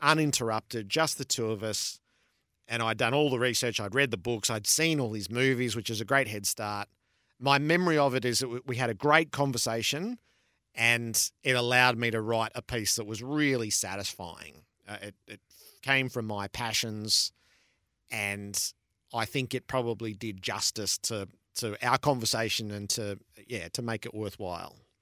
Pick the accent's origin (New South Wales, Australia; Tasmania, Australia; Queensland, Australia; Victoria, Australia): Victoria, Australia; Mulgrave; I grew up in Mulgrave